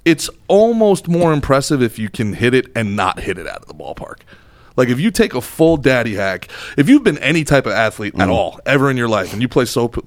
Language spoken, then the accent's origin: English; New Jersey, United States; also born or lived in Florida; I'm Irish, but you know because I come from Jersey, I guess you know people think I'm Italian or whatever.